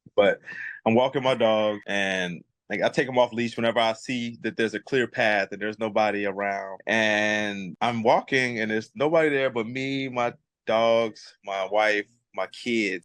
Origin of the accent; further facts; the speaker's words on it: Chicago, Illinois, United States; now in Kauai, United States; I'm from Chicago